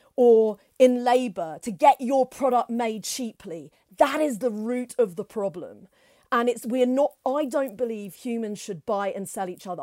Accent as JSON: {"language": "English", "country": "United Kingdom", "said": "we're from Britain"}